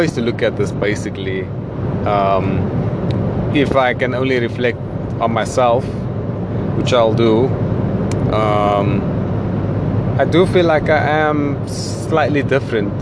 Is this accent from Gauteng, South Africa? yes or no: no; Cape Town, Western Cape, South Africa; me as a South African, we do have a colored community, and me being from Cape Town